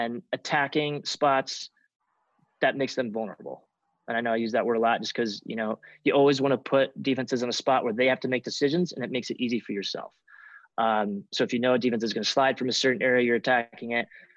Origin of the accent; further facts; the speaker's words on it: Centennial, Colorado, United States; Growing up in Centennial, which is probably like 20 to 25 minutes away from